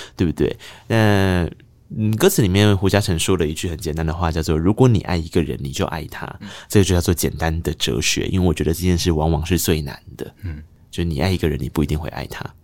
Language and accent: Chinese; Taiwan; first language Taiwanese Hokkien; Chinese is a second language; 我的母语是台语